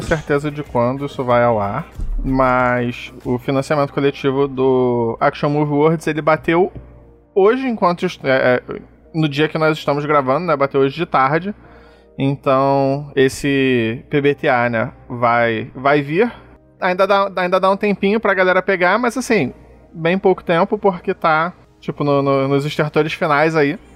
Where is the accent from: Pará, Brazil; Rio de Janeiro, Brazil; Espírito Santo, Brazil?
Rio de Janeiro, Brazil; eu sou carioca